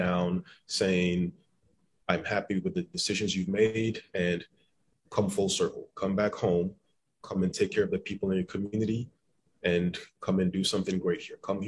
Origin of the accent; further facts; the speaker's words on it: Cobb County, Atlanta, Georgia, United States; I grew up in Cobb County. I went to McEachern High School in Powder Springs